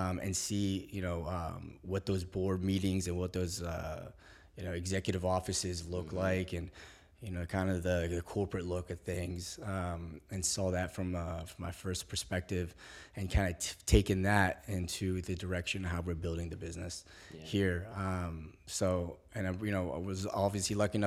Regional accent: Springfield, Virginia, United States; also born or lived in Algeria; I'm from Springfield, Virginia

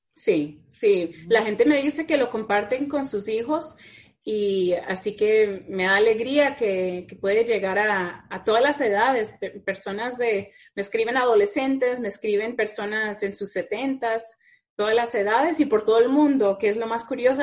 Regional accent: Needham, Massachusetts, United States; yo soy de Needham, que están justo al lado

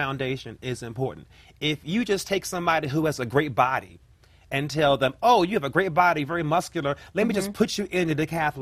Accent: Washington, District of Columbia, United States; born in Ward 8, raised in Southeast Washington, D.C., the hood or what have you, and I still live there. I have not moved.

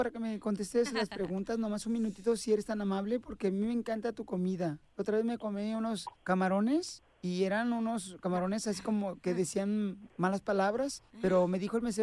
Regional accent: Mexico City, Mexico; y soy de la Ciudad de México.

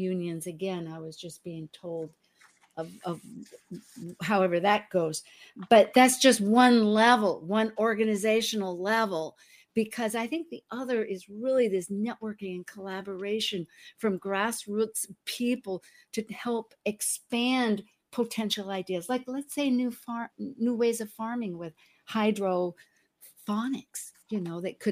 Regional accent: the Northwest, Pacific Northwest, United States; moved away; I was from the Northwest

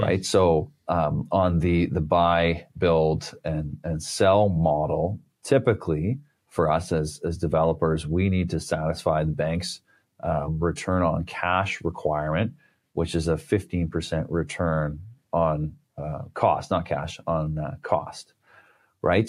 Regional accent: Canada; being Canadian here

